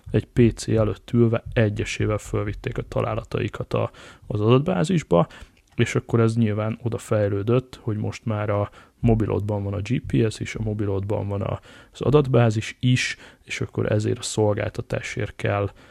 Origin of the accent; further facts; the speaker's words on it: Hungary; és akkor most itt össze is szégyelem magam, de nagyon gyorsan, mint, mint magyar